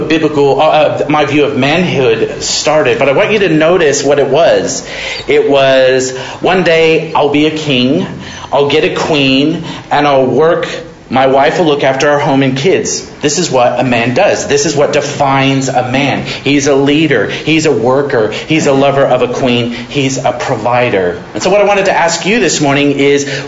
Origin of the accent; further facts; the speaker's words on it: Modesto, California, United States; I grew up in Modesto, California